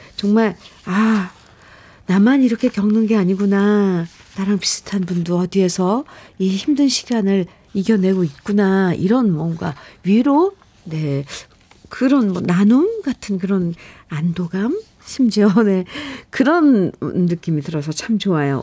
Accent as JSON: {"language": "Korean", "region": "Gwangju", "country": "South Korea", "tie": "born or raised there", "moved": "yes", "said": "저는 고향에 태어나긴, 네. 전라도 광주에서 태어났는데, 거기 아무도 안 계세요."}